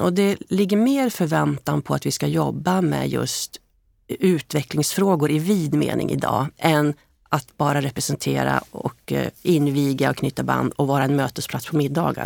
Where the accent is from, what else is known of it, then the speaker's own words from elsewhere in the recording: Hällefors, Örebro County, Sweden; Jag är ju född i Hällefors